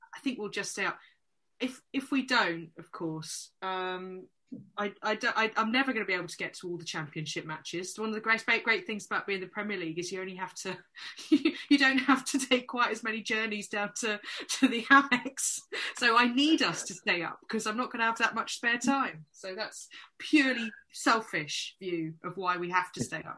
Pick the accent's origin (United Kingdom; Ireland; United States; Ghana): United Kingdom; London; I come from London, um, and I actually I actually live um, not far from Selhurst Park